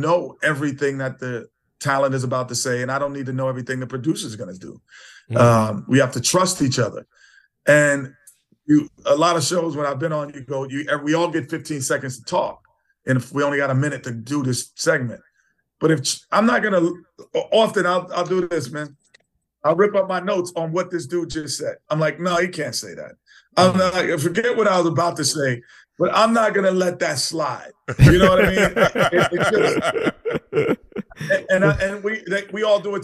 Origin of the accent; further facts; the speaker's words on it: New York City, New York, United States; growing up in Queens, New York